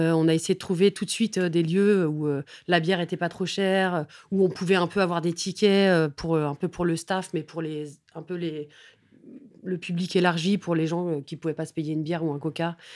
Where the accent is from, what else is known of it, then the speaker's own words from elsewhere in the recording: Paris, Île-de-France, France; j'ai grandi vraiment dans le Haut-Marais